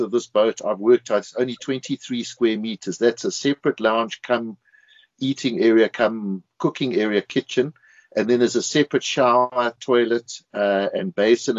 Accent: South Africa; moved away; We like light and airy being South African.

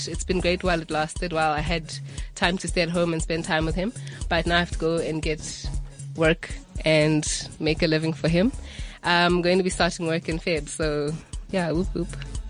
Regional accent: Soweto, Gauteng, South Africa; I am 23. I'm from Soweto, Deep Kloof to be exact.

